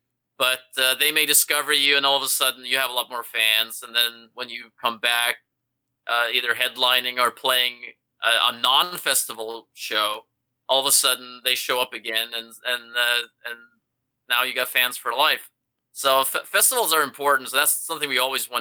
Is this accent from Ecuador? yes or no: no; Norway; now in Los Angeles, United States; I'm from Norway